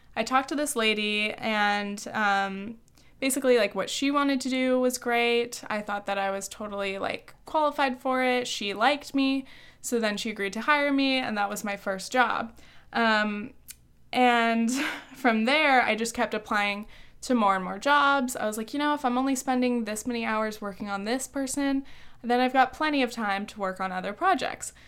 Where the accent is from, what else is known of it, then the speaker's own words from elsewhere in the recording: Orange County, California, United States; moved away as an adult; also born or lived in New Orleans / France; now in Long Island, United States; growing up in safe, cookie cutter Orange County